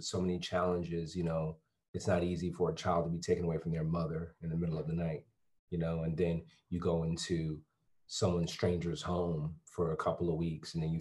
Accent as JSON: {"language": "English", "town": "Bridgeport", "region": "Connecticut", "country": "United States", "tie": "born or raised there", "also_born_or_lived": "Stamford, Connecticut / Florida", "moved": "yes", "said": "And my folks eventually moved to Bridgeport. And I grew up in Bridgeport"}